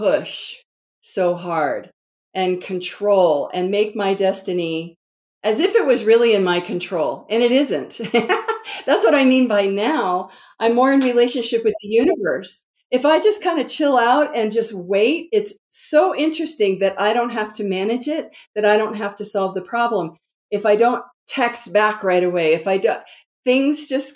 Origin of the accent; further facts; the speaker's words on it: DC metro area, Northern Virginia, United States; moved away; I'm originally from the East Coast, and it's like, you know, go, go, go, produce, you know, DC metro area, Northern Virginia. And mm-hmm. I grew up with that energy.